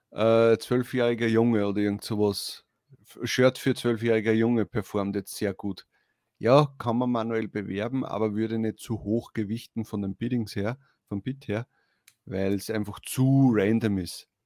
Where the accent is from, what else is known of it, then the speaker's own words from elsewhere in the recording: Upper Austria, Austria; Zumindest bei uns in Oberösterreich, vielleicht in Wien nicht so.